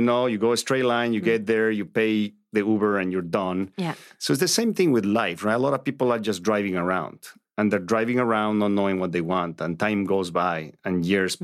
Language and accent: English; Bolivia; English is a second language; moved away as an adult; also born or lived in Santa Barbara, United States; now in Los Angeles, United States; I grew up a Catholic in, in Latin America. You know, I was born in Bolivia